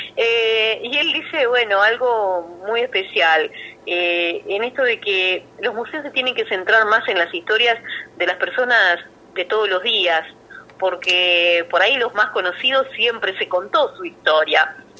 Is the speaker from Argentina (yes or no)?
yes; Hinojo, Buenos Aires Province, Argentina; es mi pueblo natal.